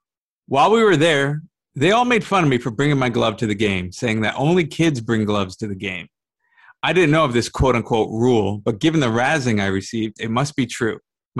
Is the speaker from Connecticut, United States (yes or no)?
yes; Trumbull, Connecticut, United States; I'm from Trumbull.